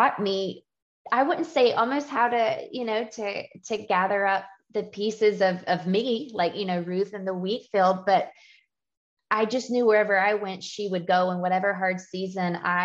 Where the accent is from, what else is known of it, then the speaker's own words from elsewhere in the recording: Georgia, United States; I grew up in a Southern home. I'm from Georgia